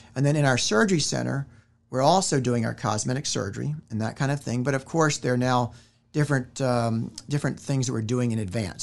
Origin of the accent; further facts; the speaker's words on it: Richmond, Virginia, United States; moved away as an adult; now in Winston-Salem, United States; originally I am from Richmond, Virginia, and I came down to Winston-Salem in nineteen ninety-one after graduating from medical school